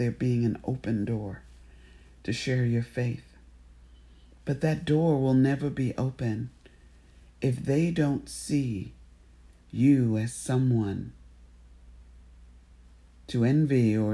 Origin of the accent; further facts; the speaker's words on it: United States; as an American